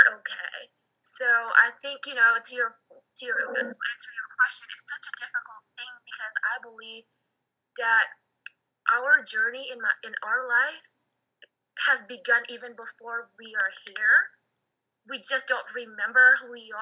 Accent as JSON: {"language": "English", "country": "Indonesia", "tie": "born or raised there", "moved": "yes", "said": "I was born in Indonesia"}